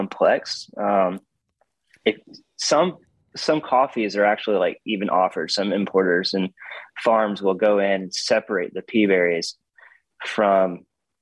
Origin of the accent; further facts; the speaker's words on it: Hattiesburg, Mississippi, United States; I'm not from Laurel. I'm from Hattiesburg